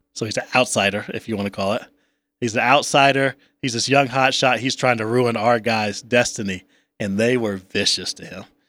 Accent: the South, United States; moved away; growing up in the South, as I did, having family back in the South

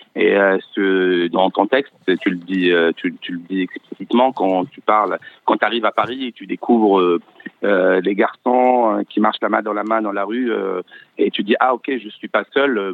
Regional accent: Algiers, Algiers Province, Algeria; moved away as an adult; now in France; je viens d'Alger, je suis né à Alger, j'ai grandi là-bas.

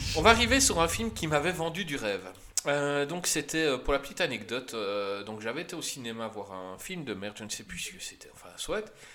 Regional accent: Belgium; en tant que Belge

